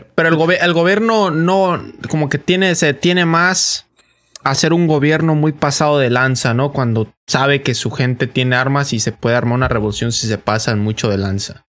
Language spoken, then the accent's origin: Spanish; Mexico; now in United States; uno como mexicano